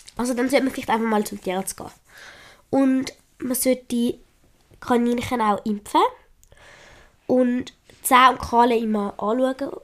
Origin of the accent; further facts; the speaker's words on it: Switzerland; accent: Swiss German; ich kann besser Schweizerdeutsch reden als Hochdeutsch